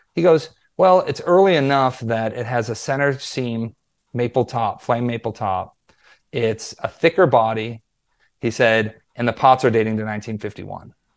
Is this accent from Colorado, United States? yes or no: no; Wisconsin, United States; also born or lived in Los Angeles; now in Nashville, United States; I grew up in Wisconsin, which is like you know, the Midwest